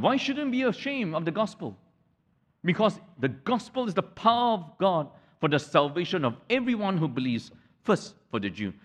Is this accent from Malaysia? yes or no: yes; Malaysia; the whole town that I grew up in in Malaysia